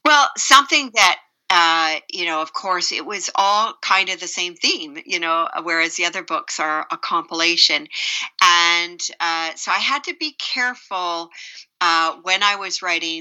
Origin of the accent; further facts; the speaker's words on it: Canada; now in United States; I'm Canadian